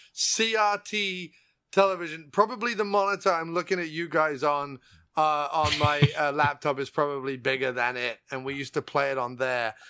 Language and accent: English; England, United Kingdom; I was born and raised in England